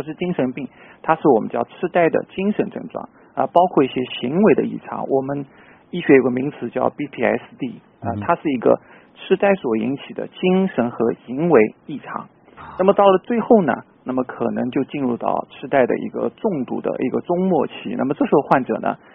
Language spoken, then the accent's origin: Chinese; China; 作为我们中国人来说，我们不可能完全 copy 他这种饮食风格